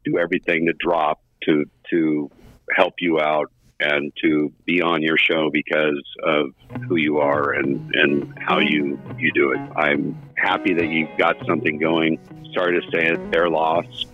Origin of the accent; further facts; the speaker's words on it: Southern California, United States; moved away; I grew up down in Southern California